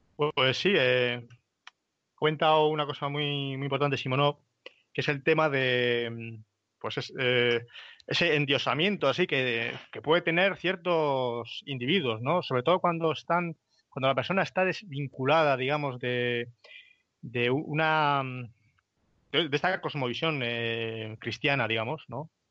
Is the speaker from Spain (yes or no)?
yes; Spain; nosotros como españoles que compartimos una cosmovisión